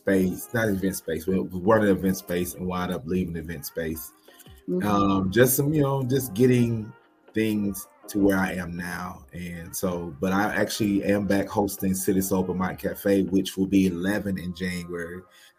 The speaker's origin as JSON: {"language": "English", "town": "Nashville", "region": "Tennessee", "country": "United States", "tie": "born or raised there", "moved": "as an adult", "lives_now": "Durham, United States", "said": "I'm from Nashville, Tennessee, born and raised. I am now in Durham, North Carolina. I moved here 2006, December 27th, 2006."}